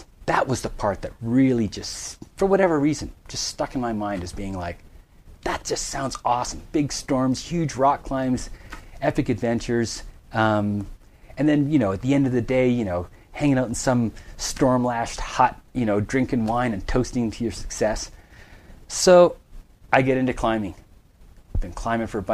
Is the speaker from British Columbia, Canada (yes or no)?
yes; Vancouver Island, Western Canada, British Columbia, Canada; Western Canada, Vancouver Island.